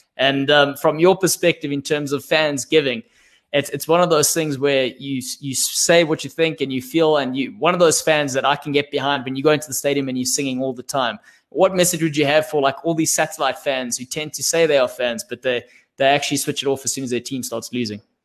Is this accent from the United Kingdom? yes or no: no; South Africa; I'm a South African